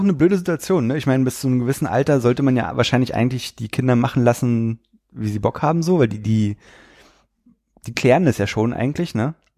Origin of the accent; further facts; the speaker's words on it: the East, eastern Germany, Germany; Ich komme aus dem Osten